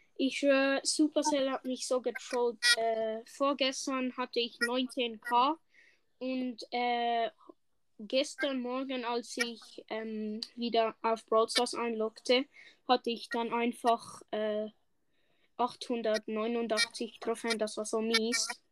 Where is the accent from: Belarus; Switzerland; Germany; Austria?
Switzerland; Ich bin eigentlich erst der Schweizer